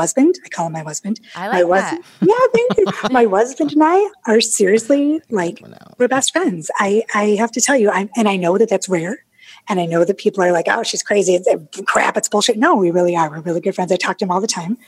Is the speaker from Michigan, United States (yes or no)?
yes; Detroit, Michigan, United States; accent: northern; moved away as an adult; now in Charlotte, United States; I'm from Detroit. I'm totally northern